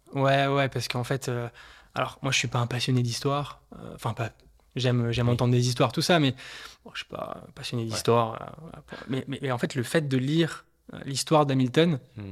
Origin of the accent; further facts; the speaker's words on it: Haute-Savoie, Auvergne-Rhône-Alpes, France; moved away as an adult; now in Paris, France; Je suis originaire de Haute-Savoie euh, et je travaille à, Paris depuis quelques années.